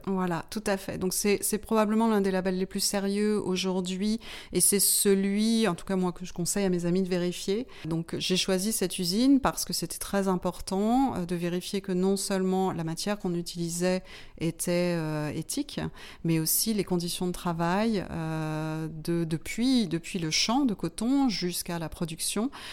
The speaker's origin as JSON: {"language": "French", "country": "Martinique", "tie": "born or raised there", "moved": "as an adult", "lives_now": "France", "said": "j'ai été élevée pendant mon enfance aux Antilles, à la Martinique."}